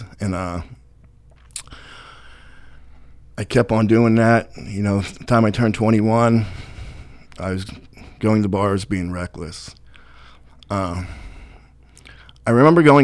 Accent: Brockway, Pennsylvania, United States; I grew up in Brockway

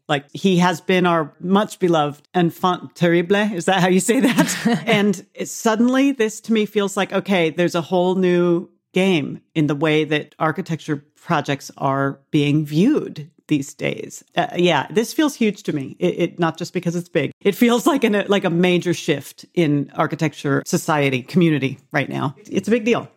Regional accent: Arizona, United States; now in Indianapolis, United States; where I grew up in Arizona

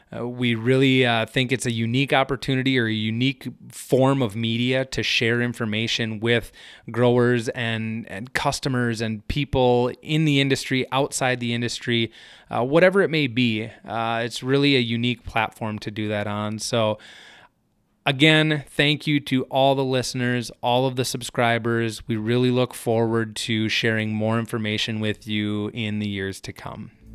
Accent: Hector, Minnesota, United States; moved away as an adult; now in Fargo-Moorhead area, United States; I grew up in Hector, Minnesota, which is a smaller town in south central Minnesota

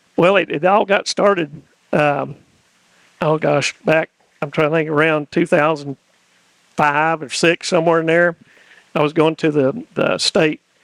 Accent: East Tennessee, United States; moved away as an adult; now in Sumner County, Tennessee, United States; I grew up in East Tennessee

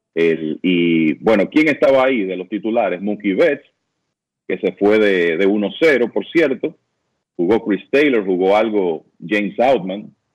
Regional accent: Dominican Republic; como dominicanos

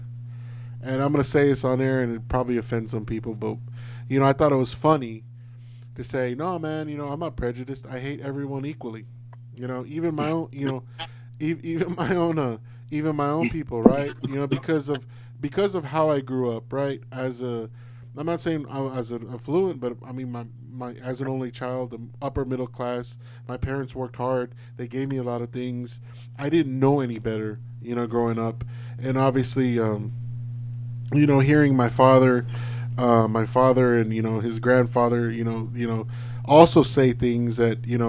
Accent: Alice, Texas, United States; it's probably less than 10 African American families that lived within Alice in my hometown

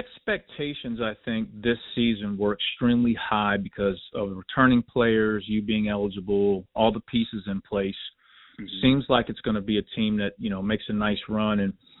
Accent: Cincinnati, Ohio, United States; And I'm from Cincinnati

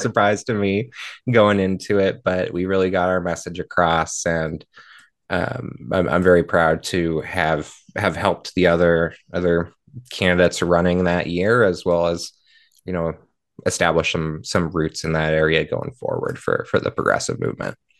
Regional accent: Marshall, Minnesota, United States; my hometown of Marshall

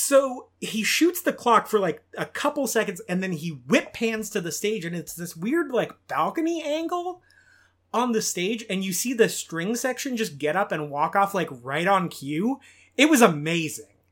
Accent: Bakersfield, California, United States; I'm from Bakersfield, California, and that is the home of …

